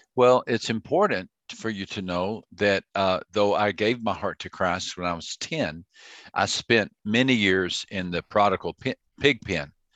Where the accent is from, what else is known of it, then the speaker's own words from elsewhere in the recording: Texas, United States; I grew up in Texas